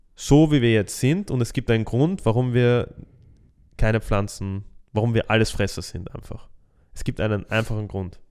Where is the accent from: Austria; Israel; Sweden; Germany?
Austria; bei uns in Österreich